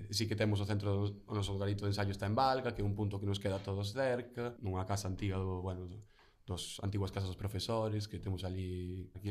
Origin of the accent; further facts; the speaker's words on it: Padrón, Galicia, Spain; non somos de Padrón, eu son de Padrón